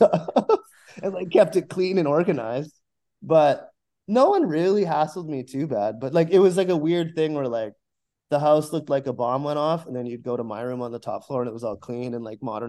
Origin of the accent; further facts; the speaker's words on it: Abbotsford, British Columbia, Canada; moved away as an adult; now in Vancouver, Canada; I grew up in Abbotsford, which is a suburb